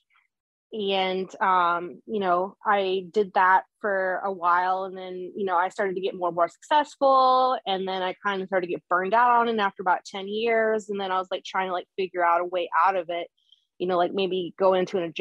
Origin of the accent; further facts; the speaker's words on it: Denver, Colorado, United States; also born or lived in Los Angeles; now in Las Vegas, United States; I'm from Denver originally